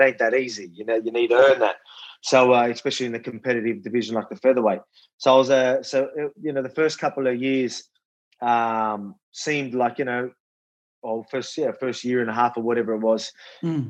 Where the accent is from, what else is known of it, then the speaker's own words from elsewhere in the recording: Wollongong, New South Wales, Australia; show the Illawarra, show Wollongong, show my hometown